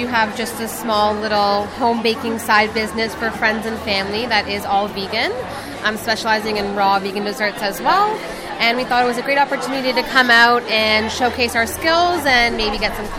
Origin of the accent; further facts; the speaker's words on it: Toronto, Ontario, Canada; So we're twin sisters from Toronto.